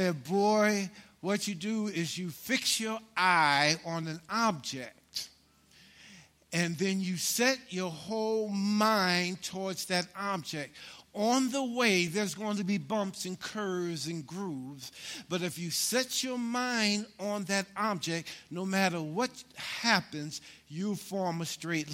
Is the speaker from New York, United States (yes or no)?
yes; New York City, New York, United States; I grew up in Harlem, New York.